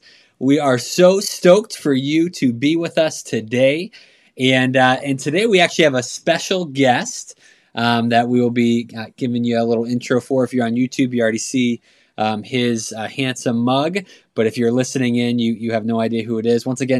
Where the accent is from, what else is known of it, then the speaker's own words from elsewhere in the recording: Boston, Massachusetts, United States; also born or lived in Phoenix; I'm originally from Boston and Phoenix